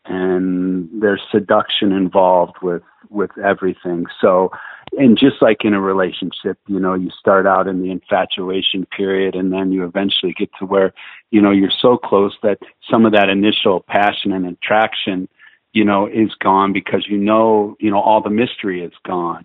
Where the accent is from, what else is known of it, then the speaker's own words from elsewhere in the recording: Ohio, United States; I grew up in Ohio in the Midwest